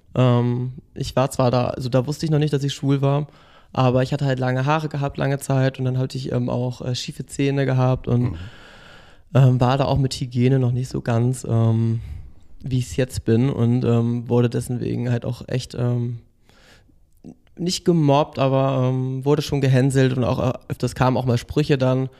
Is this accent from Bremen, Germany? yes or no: yes; Bremen, Germany; moved away as an adult; now in Berlin, Germany; hauptsächlich in Bremen, also in meiner Heimat gewohnt.